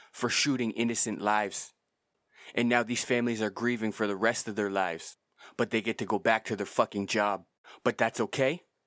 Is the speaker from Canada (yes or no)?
yes; Canada; I'm from Canada and I'm Canadian